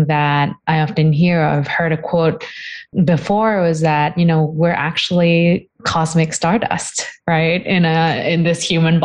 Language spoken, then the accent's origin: English; Bangkok, Thailand; I grew up really in a big city. I am actually from Bangkok, Thailand, and it's a bustling place, lots of buildings.